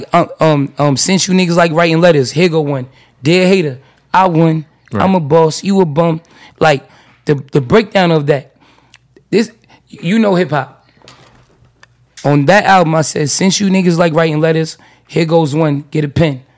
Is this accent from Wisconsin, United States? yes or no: no; New York, United States; I'm from New York